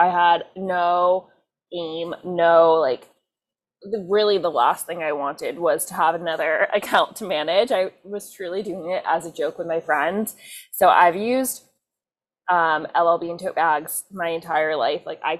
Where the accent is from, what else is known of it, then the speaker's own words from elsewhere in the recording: Durham, North Carolina, United States; now in New York, United States; I'm from Durham, North Carolina.